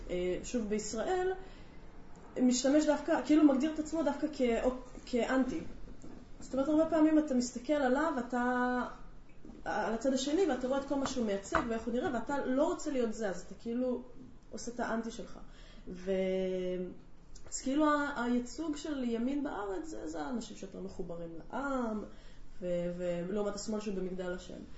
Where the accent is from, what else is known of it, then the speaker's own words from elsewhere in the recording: Russia; זו הבחנה שאני בתור רוסייה ככה שמה לב אליה